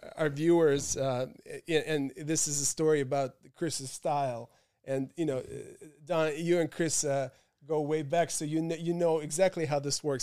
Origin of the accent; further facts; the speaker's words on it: Moscow, Russia; also born or lived in Paris / London; now in New York, United States; my hometown of Moscow